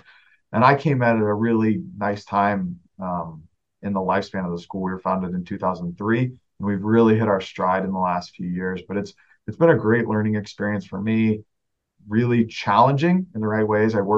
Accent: England, United Kingdom; moved away as an adult; But we had a great experience growing up in England. I headed back to the States for undergrad and grad school.

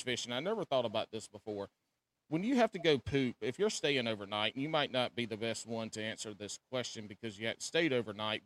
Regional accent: South Carolina, United States; now in North Carolina, United States; I grew up in South Carolina. Now been in been in the Carolinas my whole life

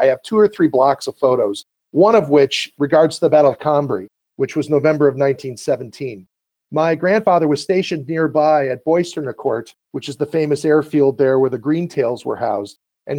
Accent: Chicago, Illinois, United States; I grew up in Chicago with my grandfather.

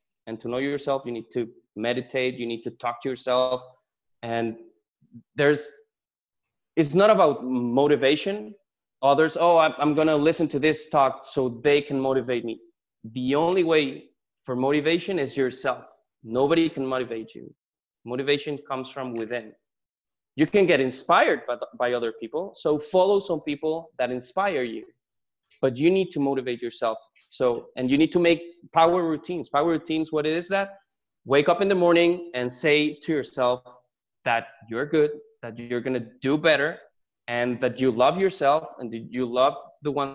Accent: Mexico; moved away as an adult; also born or lived in San Diego, California; I was born and raised in Mexico

